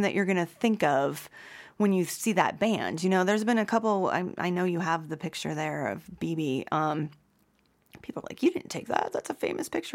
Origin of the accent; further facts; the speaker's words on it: Youngstown, Ohio, United States; moved away as an adult; also born or lived in Kent, Ohio / New Orleans; now in Boulder, United States; I'm from Youngstown, Ohio.